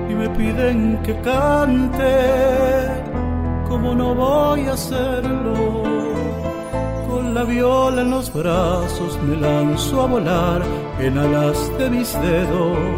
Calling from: Formosa, Argentina; Desde la provincia de Formosa los saluda …, intérprete folclórico nacional.

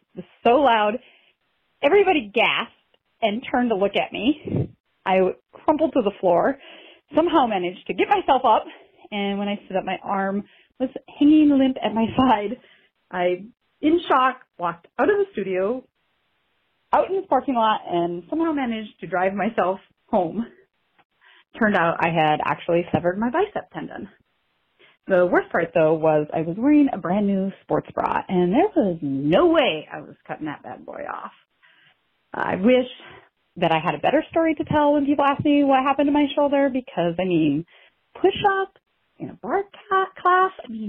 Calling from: Woodbury, Minnesota, United States; I am calling from Woodbury, Minnesota.

